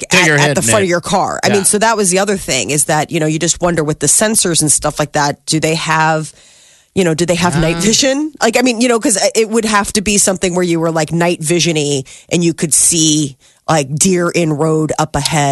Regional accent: Omaha, Nebraska, United States; accent: West Omaha; Maybe you're hearing my West Omaha accent. My friends over here think I got a little bit of an accent.

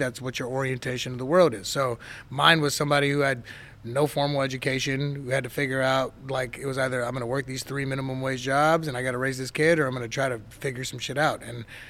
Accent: Inglewood, California, United States; born or raised there; also born or lived in Detroit, Michigan

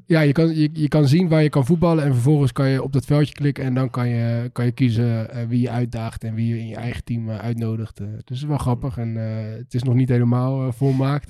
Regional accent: Netherlands; wij als Nederlanders

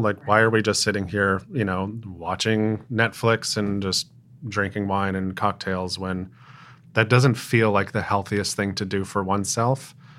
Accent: Smithfield, Rhode Island, United States; moved away as an adult; also born or lived in Boston / New York / Asheville, North Carolina; now in Providence, United States; I grew up in Rhode Island in a little town called Smithfield

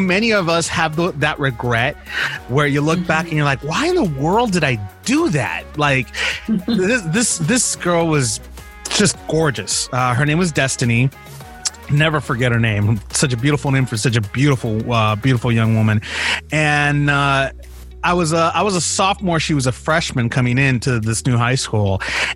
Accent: Los Angeles, California, United States; also born or lived in Bakersfield, California; I was originally from Los Angeles.

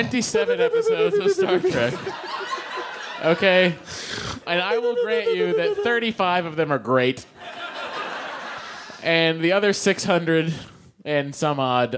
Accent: Lowell, Massachusetts, United States; I'm from Belvedere.

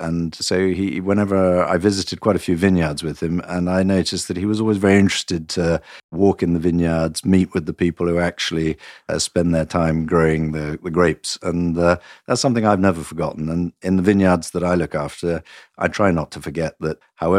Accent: Nottingham, East Midlands, United Kingdom; moved away as an adult; also born or lived in Portugal / France; No, I was born in Nottingham in England, and I was educated and brought up in England. But for the last 23 years, I've been living outside England, in Portugal and in France

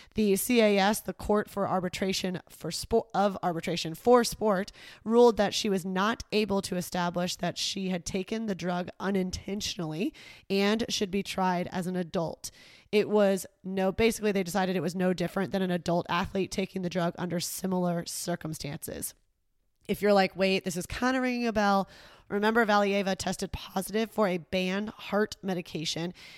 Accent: Texas, United States; I am literally from Texas

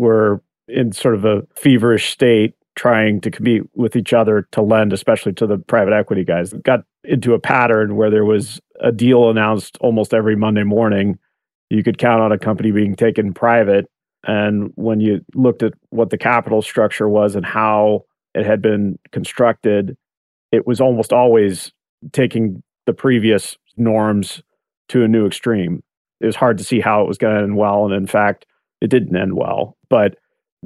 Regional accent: Oregon, United States; moved away; my home state of Oregon

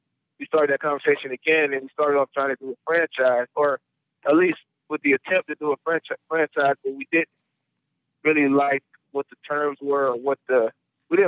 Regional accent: the South, United States; moved away as an adult; also born or lived in New Orleans, Louisiana / Clermont, Florida; now in Columbus, United States; I grew up in the South, Louisiana and Florida

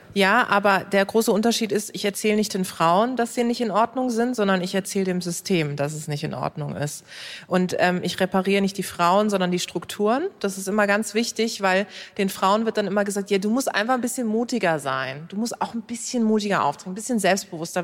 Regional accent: Karlsruhe, Baden-Württemberg, Germany; Ich komme aus Karlsruhe

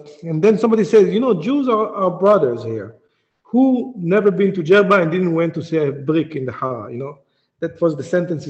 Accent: Djerba, Medenine, Tunisia; I come from Djerba, from the island in the south, which have a very, very old community, like thousands of years community.

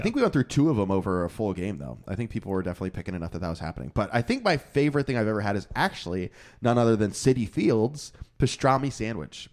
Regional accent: Florida, United States; moved away; my home state

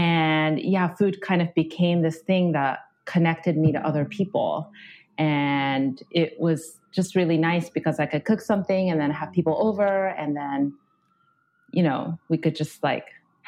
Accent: Japan; now in United States; So I grew up in Japan, and then I moved to the U.S. how many years ago? Probably like 5 years ago, maybe. I know I sound kind of completely American, but it's just because I've had like an international upbringing.

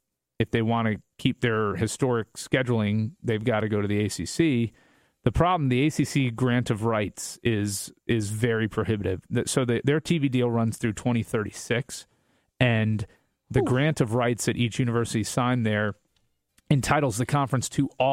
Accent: Tampa, Florida, United States; I'm from Tampa

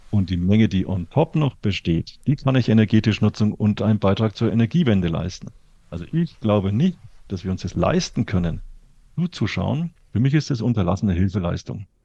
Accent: Bavaria, Germany; ich komme aus Franken, da gibt es eine sehr schöne Forstwirtschaft, die momentan im Klimawandel massiv leidet.

